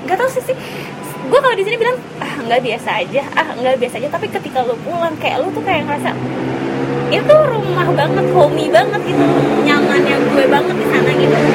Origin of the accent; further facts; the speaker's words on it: Ambon, Maluku, Indonesia; dari turun pesawat terus dari kampung gue tuh kelihatan Ambon City of Music tuh ada kelihatan